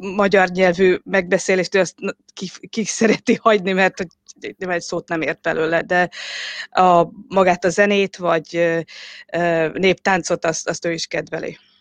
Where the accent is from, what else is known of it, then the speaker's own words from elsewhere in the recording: Western Hungary, Hungary; moved away as an adult; also born or lived in Budapest / Oxford; now in England, United Kingdom; Magyarországon születtem, Nyugat-Magyarországon